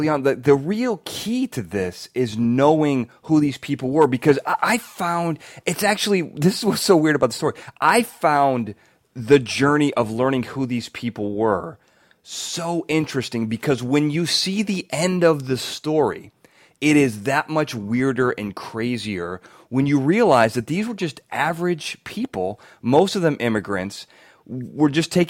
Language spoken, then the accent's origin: English; Illinois, United States; I'm from Illinois